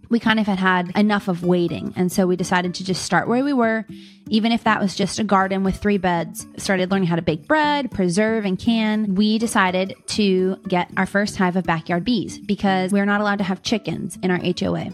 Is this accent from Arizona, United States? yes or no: no; Pittsburgh, Pennsylvania, United States; moved away as an adult; now in Fort Wayne, United States; I'm originally from Pittsburgh, Pennsylvania, grew up in the city and the suburbs there